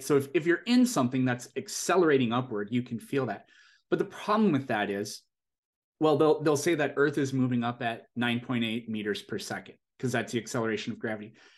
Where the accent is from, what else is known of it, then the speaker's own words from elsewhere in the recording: South Dakota, United States; moved away as an adult; now in California, United States; I'm originally from South Dakota, which is, i, it's, it's a very small state in terms of population.